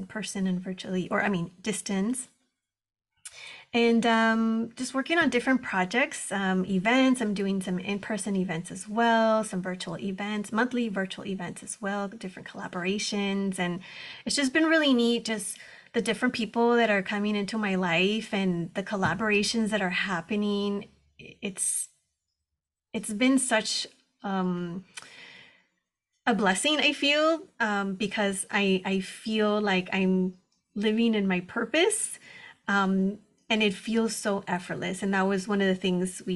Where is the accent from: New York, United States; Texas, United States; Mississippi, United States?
Texas, United States; moved away as an adult; now in Southern California, United States; I was born and raised in Texas on the border